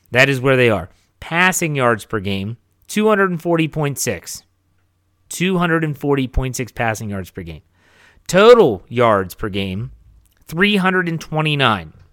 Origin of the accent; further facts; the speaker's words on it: Wheeling, West Virginia, United States; moved away; I traveled back to my hometown of Wheeling, West Virginia